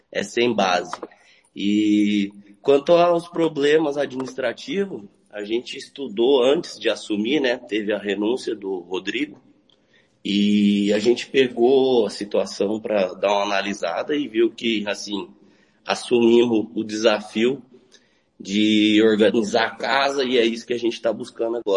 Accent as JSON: {"language": "Portuguese", "town": "Maracaju", "region": "Mato Grosso do Sul", "country": "Brazil", "tie": "born or raised there", "said": "Tiago, então, eu sou nascido, criado aqui em Maracaju mesmo."}